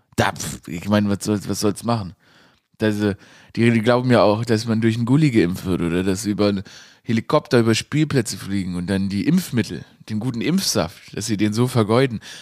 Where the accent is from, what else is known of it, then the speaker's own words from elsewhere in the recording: Stuttgart, Baden-Württemberg, Germany; ich bin ja in Stuttgart aufgewachsen